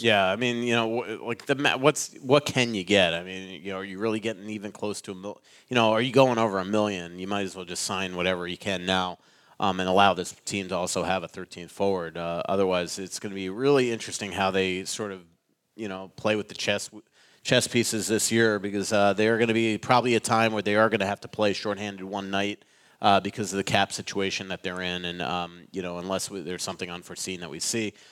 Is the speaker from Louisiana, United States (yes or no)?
no; Florida, United States; moved away; I grew up in Florida